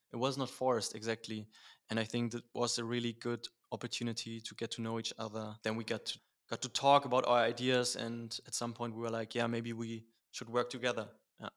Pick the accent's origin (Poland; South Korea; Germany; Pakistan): Germany; Berlin; born and raised in Berlin.